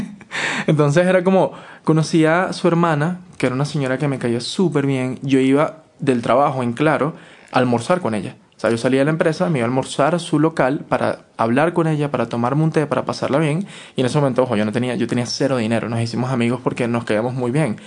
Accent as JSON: {"language": "Spanish", "town": "Caracas", "region": "Capital District", "country": "Venezuela", "tie": "born or raised there", "moved": "as an adult", "lives_now": "Quito, Ecuador", "said": "yo no salí de mi casa, de Caracas, para vivir, de vivir con mi mamá, para ahora llegar a vivir con mi abuela"}